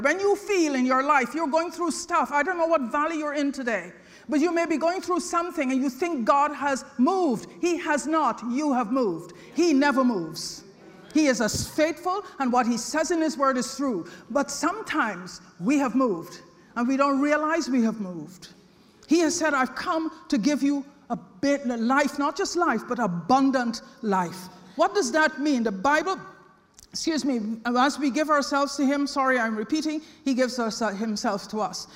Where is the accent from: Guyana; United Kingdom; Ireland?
Guyana; I was born in British Guyana